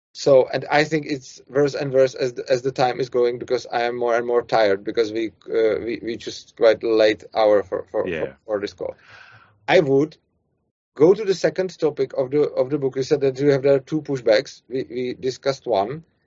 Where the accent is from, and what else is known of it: Czechia; accent: Czech; English is a second language